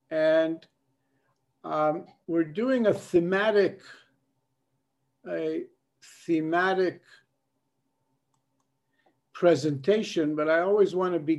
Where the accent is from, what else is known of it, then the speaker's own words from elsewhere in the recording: Israel; born there; I was born in Israel, and I was so glad every time I returned here.